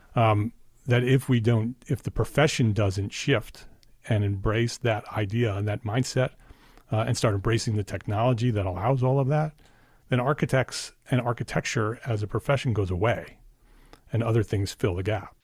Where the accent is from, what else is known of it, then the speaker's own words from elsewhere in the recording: Paramus, New Jersey, United States; I grew up in Paramus, that's why I asked. Bergen County